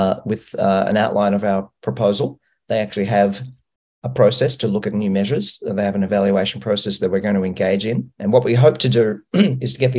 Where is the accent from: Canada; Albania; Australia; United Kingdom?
Australia; I'm from Australia